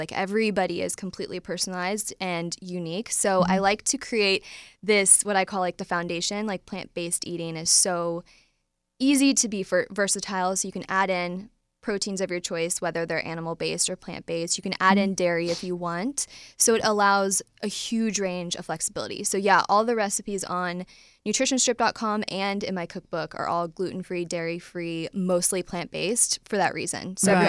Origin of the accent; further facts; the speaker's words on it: Midwest, United States; now in Nashville, United States; So I'm from the Midwest. So I ate like everybody else does in the Midwest